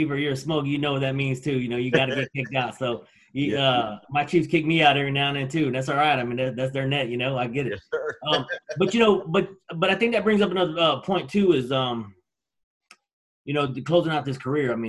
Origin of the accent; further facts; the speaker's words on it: Texas, United States; moved away; I'm from there